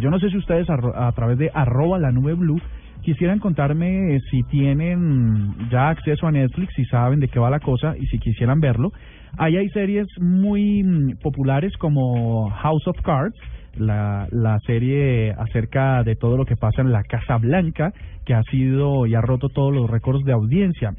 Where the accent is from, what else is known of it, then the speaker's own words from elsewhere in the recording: Colombia; nuestra hermosa patria Colombia